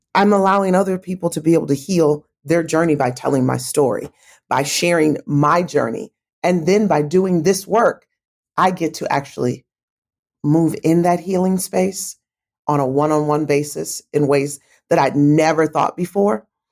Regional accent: Kalamazoo, Michigan, United States; now in Atlanta, United States; my hometown of Kalamazoo, Michigan

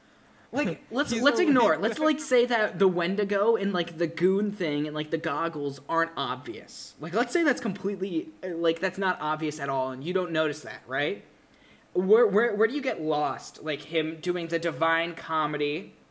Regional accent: Minnesota, United States; I'm from Minnesota

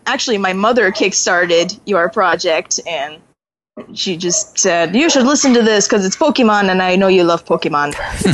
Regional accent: Wisconsin, United States; also born or lived in Texas; now in France; I am from Wisconsin, yes.

